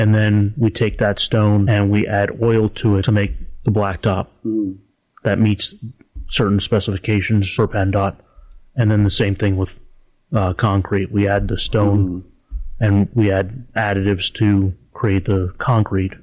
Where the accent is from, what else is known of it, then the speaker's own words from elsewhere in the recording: Harrisburg, Pennsylvania, United States; I'm actually from Harrisburg